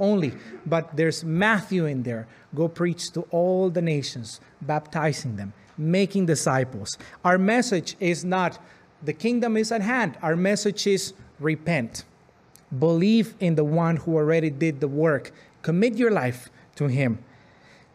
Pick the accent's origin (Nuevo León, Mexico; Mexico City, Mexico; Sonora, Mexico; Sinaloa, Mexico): Sonora, Mexico; Arizpe; now in Pembroke, Canada; I grew up in Mexico in a Roman Catholic family